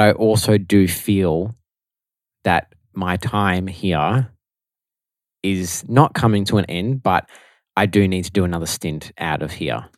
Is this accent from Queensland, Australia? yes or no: no; Melbourne, Victoria, Australia; also born or lived in Italy; So, obviously, we are from Melbourne. I've never lived anywhere else besides Melbourne my whole life.